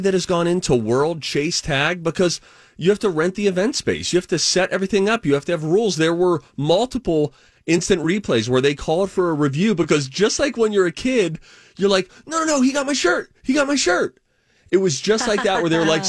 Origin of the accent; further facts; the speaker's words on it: Pittsburgh, Pennsylvania, United States; I'm from Pittsburgh, Pennsylvania